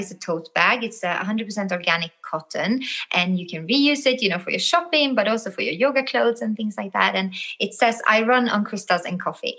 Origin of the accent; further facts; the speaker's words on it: Sweden; moved away; I'm from the North. I'm from Sweden originally.